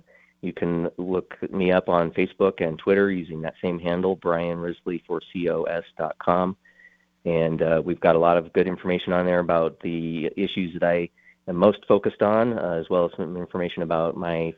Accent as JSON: {"language": "English", "town": "Colorado Springs", "region": "Colorado", "country": "United States", "tie": "born or raised there", "said": "I'm a native of Colorado Springs. I've been here in this community my entire life. I grew up in the Black Forest area."}